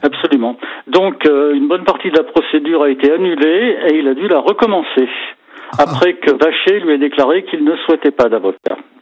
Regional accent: Savoie, Auvergne-Rhône-Alpes, France; chez nous en Savoie

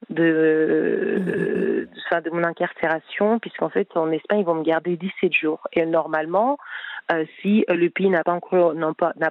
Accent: France; Je dis oui, je veux rentrer en France puisque, enfin voilà, je je suis française, je veux je veux rentrer dans mon pays

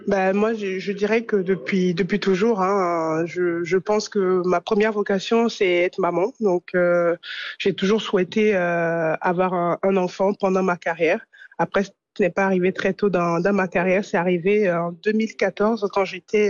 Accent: France; also born or lived in Italy; en tant que Française

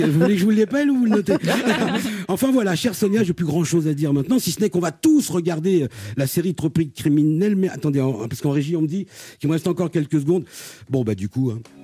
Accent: Martinique; Je suis martiniquais

